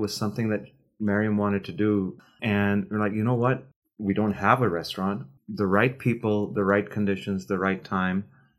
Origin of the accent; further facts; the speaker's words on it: Pakistan; also born or lived in Toronto, Canada; now in Charleston, United States; I was raised in Pakistan, and we met in Canada, in Toronto.